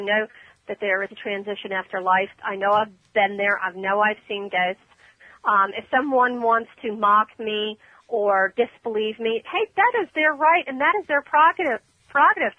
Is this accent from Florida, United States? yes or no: yes; Ormond Beach, Florida, United States; That's my hometown, Ormond.